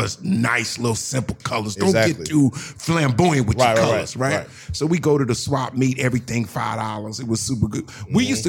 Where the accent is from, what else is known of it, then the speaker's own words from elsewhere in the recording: New Jersey, United States; now in Los Angeles, United States; I'm from the East Coast, Jersey.